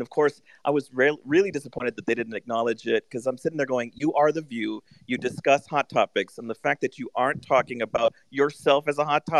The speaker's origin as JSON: {"language": "English", "town": "Austin", "region": "Texas", "country": "United States", "said": "So I'm from Austin, Texas."}